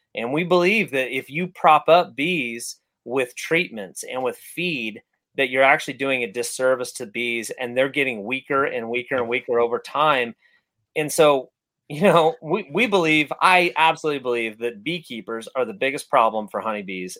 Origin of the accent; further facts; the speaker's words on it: California, United States; growing up in California